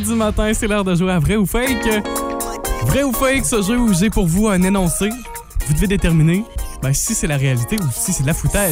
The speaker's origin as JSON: {"language": "French", "town": "Amqui", "region": "Quebec", "country": "Canada", "also_born_or_lived": "Saguenay", "said": "chez nous à Amqui"}